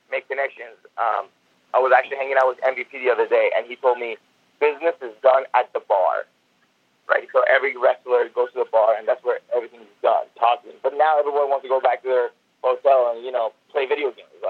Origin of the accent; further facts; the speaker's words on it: Seattle, Washington, United States; I just told him I'm from Seattle, and and my goal is to become a wrestler.